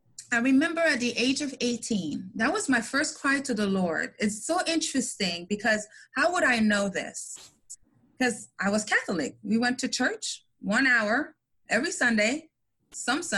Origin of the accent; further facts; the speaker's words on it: Montreal, Quebec, Canada; I'm from I was born in Montreal, Canada, from immigrant parents that came from Haiti